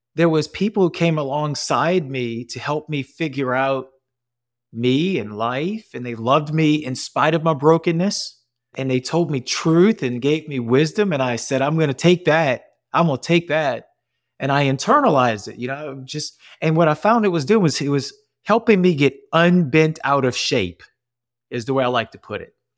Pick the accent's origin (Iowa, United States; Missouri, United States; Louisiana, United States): Louisiana, United States; New Orleans; accent: Cajun; I'm born and raised in New Orleans, so I got that Cajun coming out.